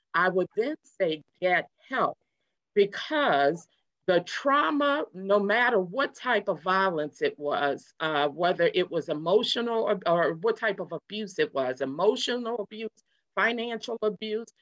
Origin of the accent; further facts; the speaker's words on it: New Orleans, Louisiana, United States; also born or lived in Houston, Texas; now in Hampton Roads, United States; I'm from New Orleans